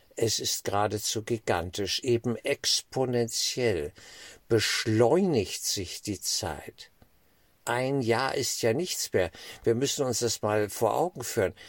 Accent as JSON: {"language": "German", "country": "Germany", "said": "als Deutsche"}